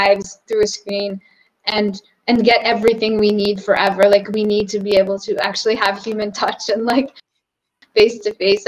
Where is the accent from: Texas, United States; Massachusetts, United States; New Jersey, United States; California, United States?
Massachusetts, United States; Boston; moved away as an adult; now in Portugal; I'm from Boston